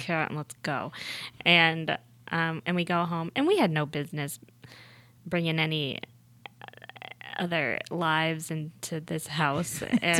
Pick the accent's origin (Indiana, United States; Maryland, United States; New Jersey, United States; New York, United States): New York, United States; Buffalo; I grew up in Buffalo, New York.